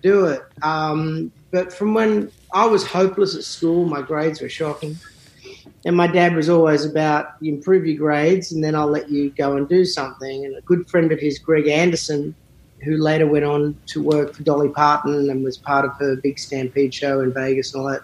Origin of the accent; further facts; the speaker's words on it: Sydney, New South Wales, Australia; moved away as an adult; also born or lived in St Leonards, Sydney; now in Nashville, United States; I grew up in a suburban area called Northbridge, which was about 15 minutes from the centre of Sydney, maybe 20.